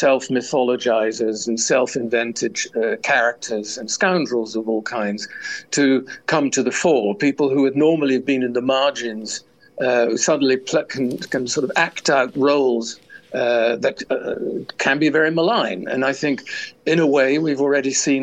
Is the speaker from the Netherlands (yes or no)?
yes; Netherlands; I grew up in the shadow of the war. And in a country that had been occupied